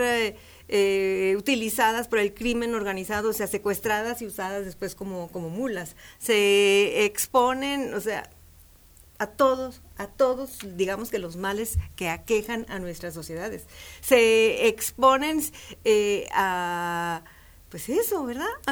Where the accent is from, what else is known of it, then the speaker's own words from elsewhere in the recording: Ciudad Juárez, Chihuahua, Mexico; Yo soy fronteriza. Yo soy de Ciudad Juárez, Chihuahua